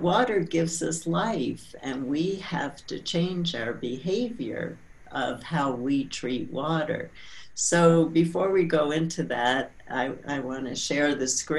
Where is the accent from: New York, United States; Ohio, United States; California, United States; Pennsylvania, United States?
New York, United States; also born or lived in San Francisco; now in Santa Fe, United States; I grew up in New York, and then I moved to San Francisco, and then back in 1983, I moved to Santa Fe, New Mexico